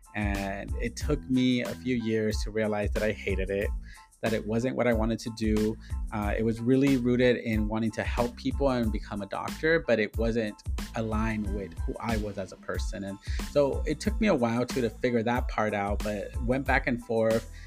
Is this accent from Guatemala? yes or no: no; Inglewood, California, United States; born and raised in Inglewood, California